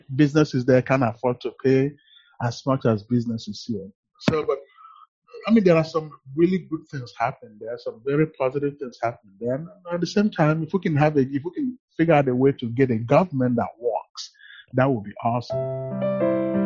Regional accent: Asaba, Delta, Nigeria; moved away as an adult; now in United States; in Nigeria, actually, I grew up in a polygamous home.

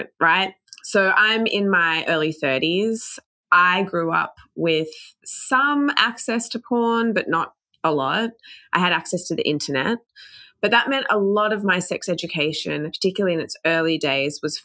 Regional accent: Australia; moved away as an adult; now in United States; I'm from Australia, hadn't spent much time in the US before moving here

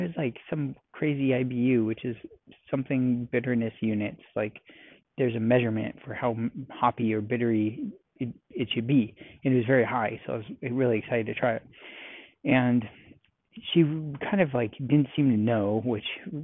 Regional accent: California, United States; now in Texas, United States; I'm from California

